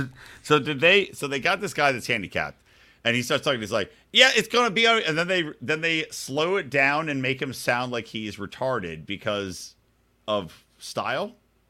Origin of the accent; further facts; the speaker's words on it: Philadelphia, Pennsylvania, United States; We're Philly, fucking Philly. No one likes us. We don't care. We're from Philly, fucking Philly.